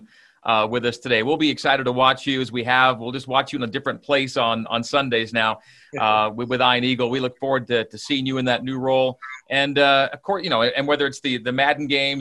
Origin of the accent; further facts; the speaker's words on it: Canada; grew up in Canada